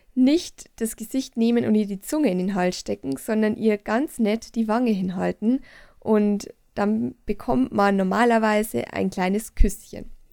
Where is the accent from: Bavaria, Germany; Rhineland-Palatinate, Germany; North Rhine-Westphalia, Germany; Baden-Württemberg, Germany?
Bavaria, Germany; ich als waschechte Bayerin